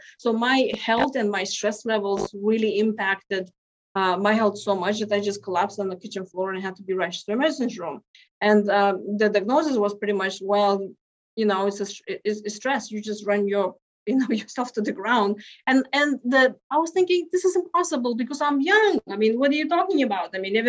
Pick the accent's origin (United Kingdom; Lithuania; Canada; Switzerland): Lithuania; now in United States; so I came from Lithuania and here into US, my gosh, now 21 years ago.